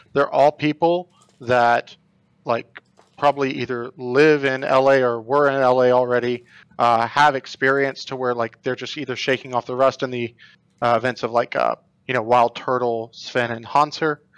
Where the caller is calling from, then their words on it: Buffalo, New York, United States; I'm calling from Buffalo, New York